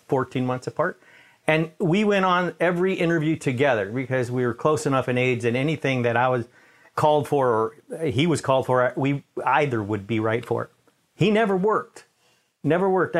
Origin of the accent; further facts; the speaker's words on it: New York City, New York, United States; I was born in Manhattan, in New York